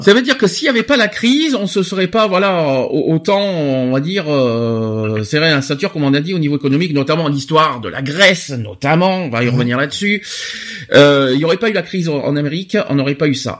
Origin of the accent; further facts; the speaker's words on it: France; nous Français